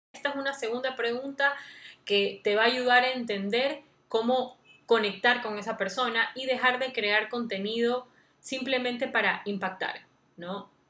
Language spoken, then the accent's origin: Spanish; Guayaquil, Guayas, Ecuador; soy de Guayaquil, Ecuador